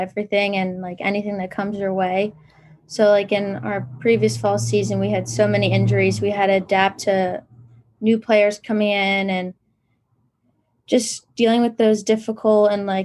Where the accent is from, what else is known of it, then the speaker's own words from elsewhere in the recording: New Jersey, United States; moved away as an adult; now in Pennsylvania, United States; I am from New Jersey